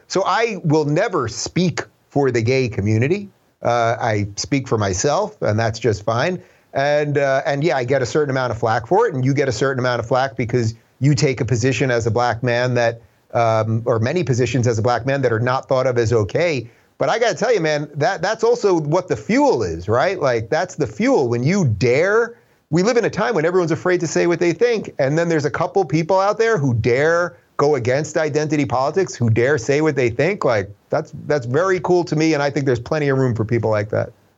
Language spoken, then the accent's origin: English; Long Island, New York, United States; moved away as an adult; also born or lived in Brooklyn, New York / Manhattan, New York; now in Los Angeles, United States; I was born in seventy-six in Brooklyn. I grew up in the suburbs in Long Island